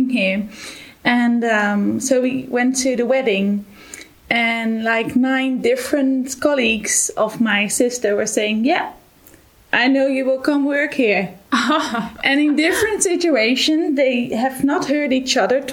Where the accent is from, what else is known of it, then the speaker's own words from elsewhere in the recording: Netherlands; moved away as an adult; now in Germany; I'm originally from the Netherlands, and I'm here since February this year.